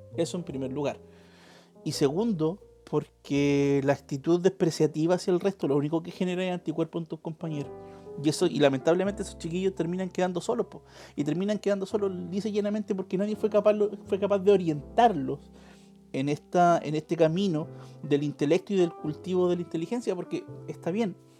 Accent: Chile; procesos históricos que hemos vivido como chilenos

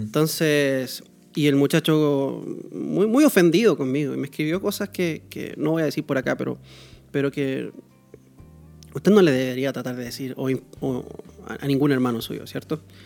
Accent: Chile; now in Costa Rica; yo como chileno, Chile me pertenece, es mi país. Este país donde yo vivo, Costa Rica, no es mi país

